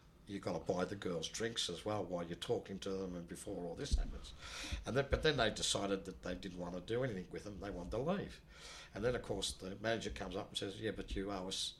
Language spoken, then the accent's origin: English; Australia; I'm from Australia